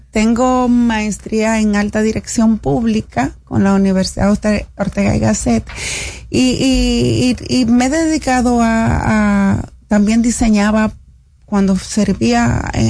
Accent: Cibao, Dominican Republic; Yo soy cibaeña.

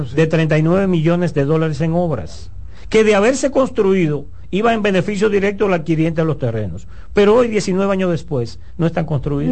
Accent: Dominican Republic; also born or lived in Santiago de los Caballeros (family) / South Korea; yo soy un dominicano

